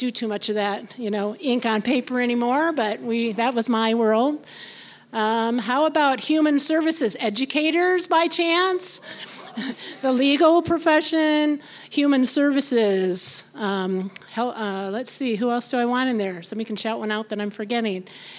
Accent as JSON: {"language": "English", "region": "Iowa", "country": "United States", "said": "I came from Iowa, so that was a big one for me."}